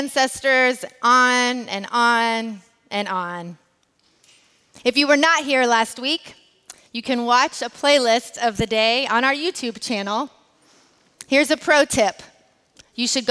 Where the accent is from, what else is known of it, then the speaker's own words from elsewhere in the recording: United States; As an American who is also raced as white